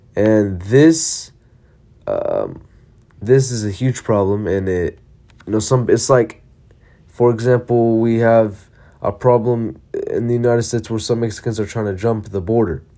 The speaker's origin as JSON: {"language": "English", "country": "Palestine", "said": "I'm from Palestine"}